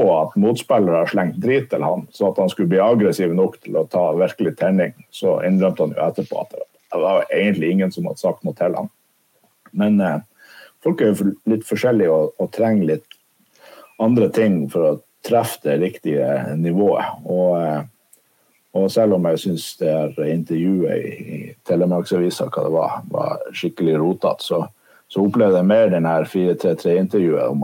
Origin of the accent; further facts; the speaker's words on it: Nordland, Norway; Jeg er fra Lofoten. … fra Lofoten.